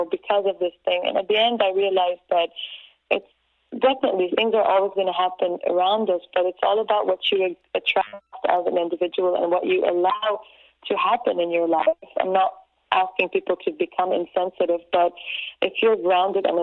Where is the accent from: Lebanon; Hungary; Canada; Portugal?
Lebanon; now in United States; Growing up in Lebanon and living half of my life in the U.S.